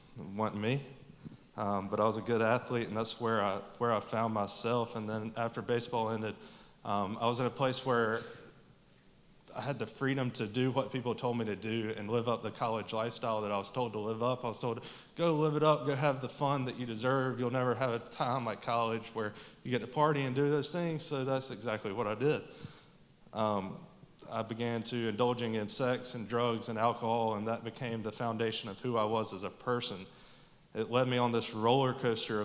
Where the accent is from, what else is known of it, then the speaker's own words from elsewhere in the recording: Statesboro, Georgia, United States; I grew up here in Statesboro